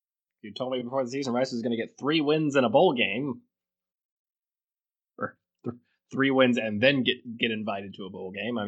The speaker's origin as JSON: {"language": "English", "town": "Birmingham", "region": "Alabama", "country": "United States", "tie": "born or raised there", "said": "My hometown Blazers"}